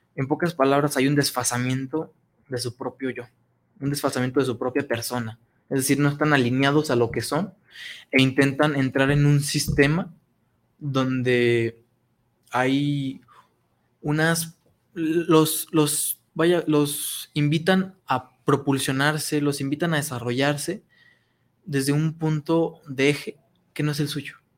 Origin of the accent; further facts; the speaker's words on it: San Julián, Jalisco, Mexico; moved away as an adult; now in Guadalajara, Mexico; cuando me salí de mi pueblo, yo soy de San Julián, Jalisco, un hermoso pueblito